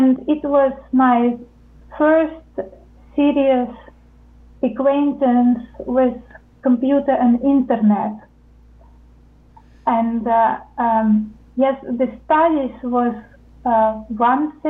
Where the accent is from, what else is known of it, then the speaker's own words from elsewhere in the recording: Ukraine; moved away as an adult; also born or lived in United States; now in Netherlands; I come originally from Ukraine. I'm Ukrainian